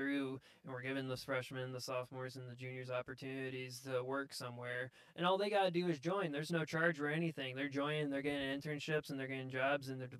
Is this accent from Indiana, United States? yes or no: yes; Roanoke, Indiana, United States; I grew up in Roanoke, Indiana my whole life.